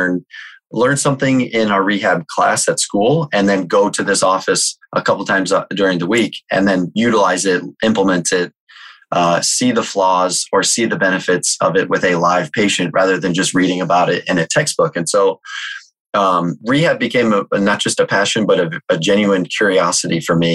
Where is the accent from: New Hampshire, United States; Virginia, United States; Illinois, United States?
Illinois, United States; Chicago; I'm from the Chicagoland area